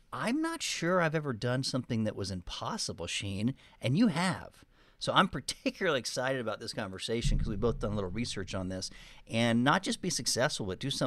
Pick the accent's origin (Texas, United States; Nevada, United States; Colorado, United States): Texas, United States; I wasn't really perceived as a Texan. But it's interesting now that Austin's popular, now that the world is changing, you know, and the tax mm-hmm. issues, people are finding it's a pretty cool place. Um, but I do have an accent.